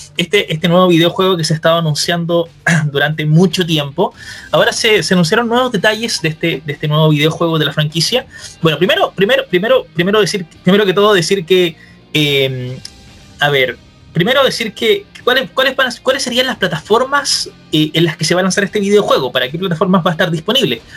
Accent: Chile; acá todos somos obviamente de Chile

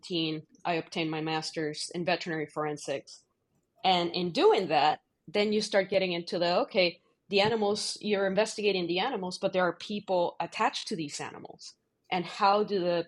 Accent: Puerto Rico; moved away as an adult; also born or lived in Michigan / Missouri; now in Ohio, United States; I grew up in Puerto Rico

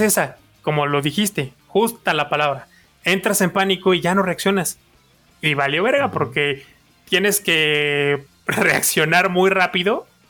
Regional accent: Mexico; soy mexicano

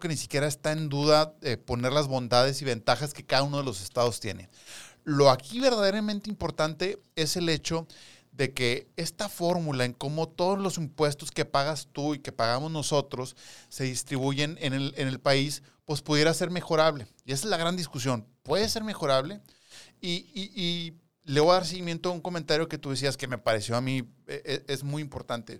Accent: Nuevo León, Mexico; nosotros que somos de Nuevo León

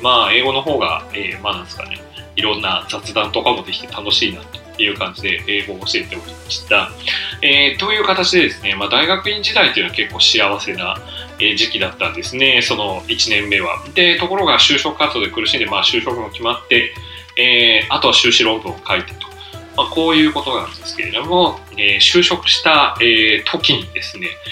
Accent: Kuki, Saitama, Japan; moved away as an adult; also born or lived in Soka, Saitama; now in Takamatsu, Japan; 埼玉県出身なんですねでまあ草加市というところですね、えで誕生してその後ですね、え埼玉県久喜市というところに、えー、まああの親が戸建てを買ってですねそこに引っ越して、まあ、そこから高校卒業するまでです

